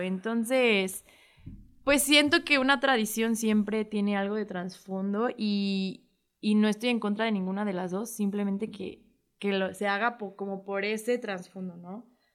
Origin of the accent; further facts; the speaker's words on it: Mexico; lo que nos define como, como mexicanos